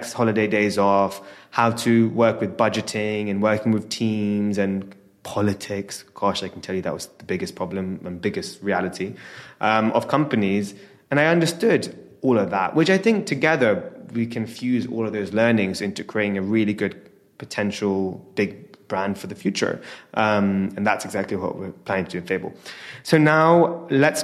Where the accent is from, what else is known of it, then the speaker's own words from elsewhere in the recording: London, United Kingdom; born and raised in London